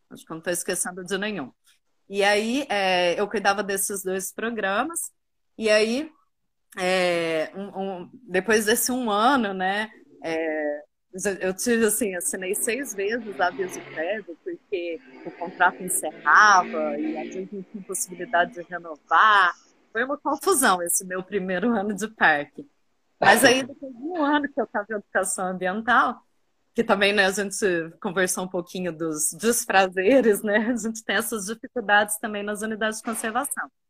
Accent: Cerrado, Brazil; born there; E trabalhei muito no Cerrado, porque eu nasci no Cerrado.

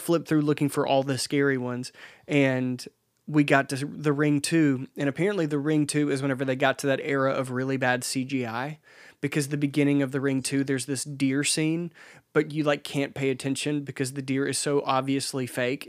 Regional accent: Laurel, Mississippi, United States; in Mississippi, I, I grew up in Laurel

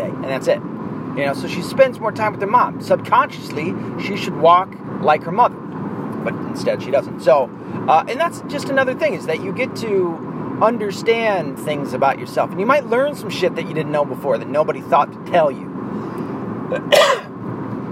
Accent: the South, United States; I was born and raised in the South

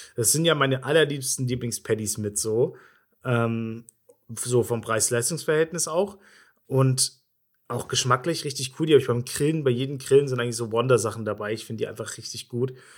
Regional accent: Bavaria, Germany; accent: Bavarian; also born or lived in eastern Germany; nachdem ich ein paar Jahre in Bayern gewohnt habe, also sagen wir so acht Jahre oder sowas, bin ich in, als Jugendlicher oder sechs Jahre, bin ich wieder in den Osten

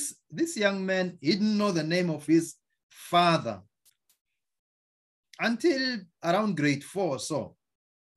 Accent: South Africa; now in United States; I'm from South Africa

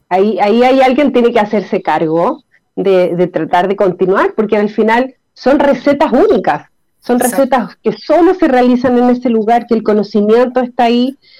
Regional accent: Chile; como chilenos

